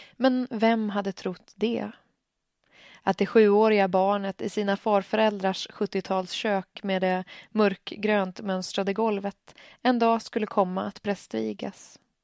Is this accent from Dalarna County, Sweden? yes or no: no; Stockholm, Stockholm County, Sweden; moved away as an adult; now in Örnsköldsvik, Sweden; Jag kommer från Stockholm, där jag vuxit upp och studerat och bor sedan tvåtusendsexton i Örnsköldsvik